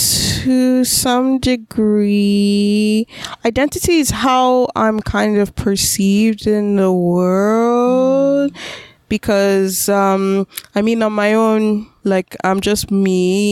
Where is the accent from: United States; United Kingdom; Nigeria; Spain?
Nigeria; now in Canada; I'm Nigerian. Of course I'm an immigrant, right? Or I'm planning to become an immigrant. I'm immigrant